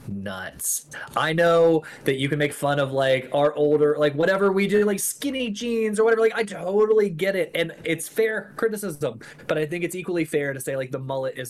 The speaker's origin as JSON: {"language": "English", "region": "West Virginia", "country": "United States", "tie": "born or raised there", "said": "I grew up in West Virginia."}